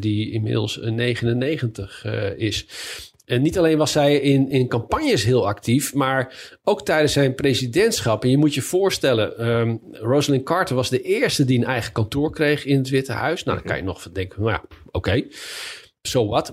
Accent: Leiden, South Holland, Netherlands; moved away as an adult; now in Washington, United States; wij komen dan uit Leiden

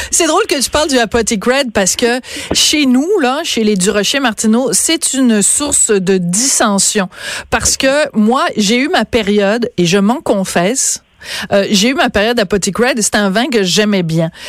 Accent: Bordeaux, Nouvelle-Aquitaine, France; je suis née à Bordeaux en 1965.

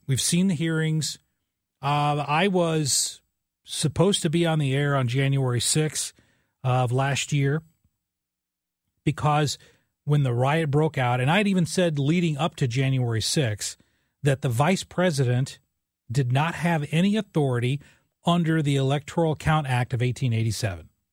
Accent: southern Illinois, United States; I grew up in a small coal mining town in southern Illinois, 5,000 people in the town

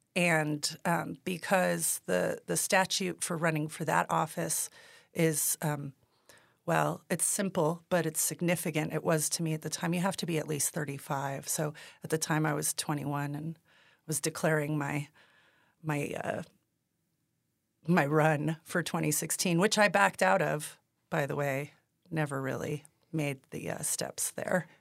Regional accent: Taos, New Mexico, United States; And I am from Taos. I was born and raised here

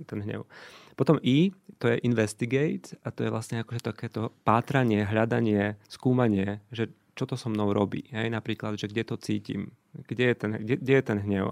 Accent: Košice, Košice Region, Slovakia; also born or lived in Luxembourg; now in Bratislava, Slovakia; Miško je Košičan rovnako ako ja, ale my sme dvaja Košičania, ktorí museli prísť do Bratislave, aby sa stretli

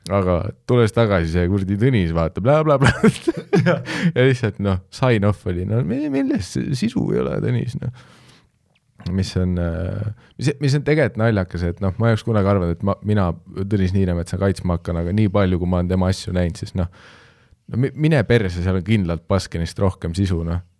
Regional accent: Canada; sest ma olen kasvanud Kanadas, ma lihtsalt tean, et blackface

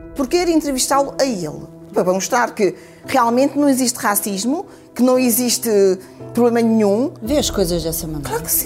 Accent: Portugal; eu sou portuguesa

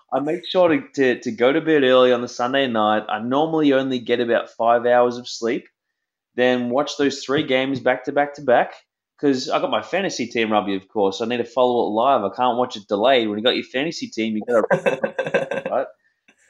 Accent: Melbourne, Victoria, Australia; moved away as an adult; also born or lived in New York City, United States; I grew up in a place called Greensboro

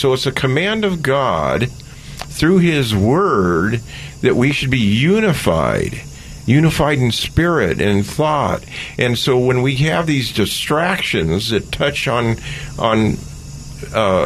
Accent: Oakland, California, United States; born or raised there

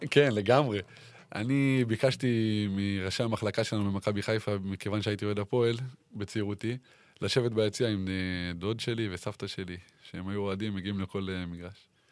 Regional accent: Ramat HaSharon, Tel Aviv District, Israel; רמת השרון, כמו שכולם יודעים, אה, זה מקום שגדלתי בו

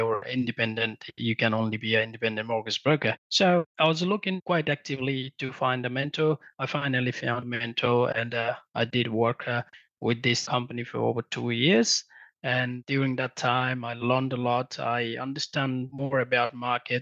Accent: Nepal; moved away as an adult; also born or lived in Melbourne, Australia; now in Australia; So I came from Nepal in 2007 when I was 18. I completed my higher secondary level back in Nepal and then traveled to Australia to pursue my academic career.

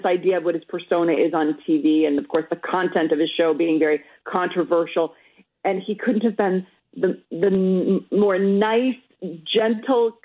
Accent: Minnesota, United States; I'm Minnesotan

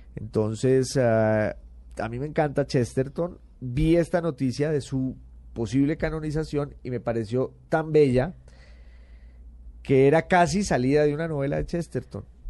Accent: Popayán, Cauca, Colombia; moved away as an adult; also born or lived in Bogotá / United Kingdom / Italy; soy de Popayán

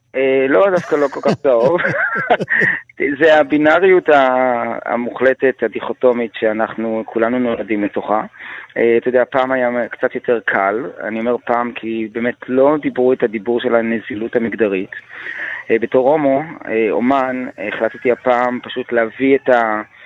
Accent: Israel; אני קודם כל ישראלי.

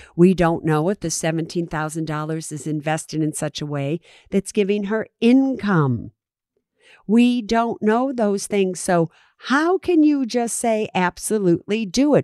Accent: San Francisco, California, United States; I'm from San Francisco

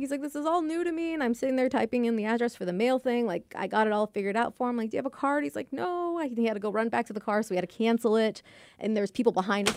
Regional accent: Texas, United States; also born or lived in United Kingdom; my Texas high school had a British club, and I'm actually Brit-, a British citizen

